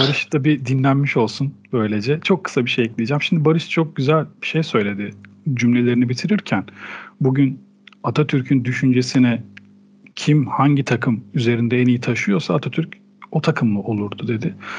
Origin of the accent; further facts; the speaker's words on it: Turkey; Bu ülkede doğdum, bu ülkenin kültürüyle büyüdüm.